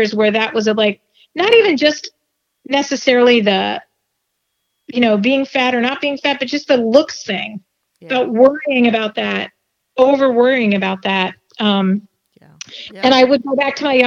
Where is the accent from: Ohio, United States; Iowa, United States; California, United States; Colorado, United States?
Colorado, United States; Denver; I grew up in Denver